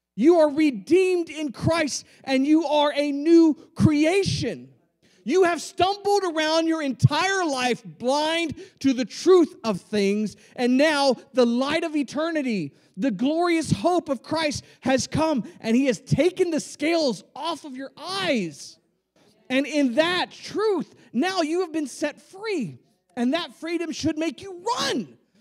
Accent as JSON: {"language": "English", "area": "Rio Grande Valley", "region": "Texas", "country": "United States", "tie": "born or raised there", "said": "I grew up in the in the Rio Grande Valley."}